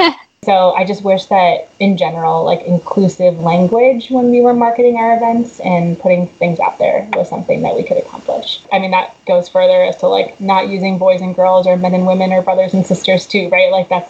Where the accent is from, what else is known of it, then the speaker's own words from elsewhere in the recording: Chicago, Illinois, United States; also born or lived in Georgia, United States / Texas, United States / Delaware, United States / Boston, United States; And I grew up in Chicago too.